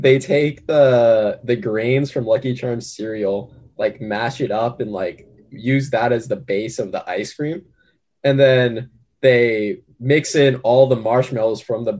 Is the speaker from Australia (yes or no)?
no; Orange County, California, United States; moved away as an adult; now in Los Angeles, United States; I come from Orange County